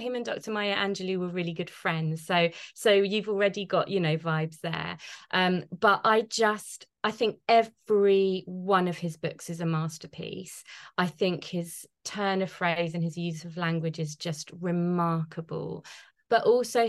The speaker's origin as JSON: {"language": "English", "region": "London", "country": "United Kingdom", "tie": "born or raised there", "said": "I'm a Londoner born and bred"}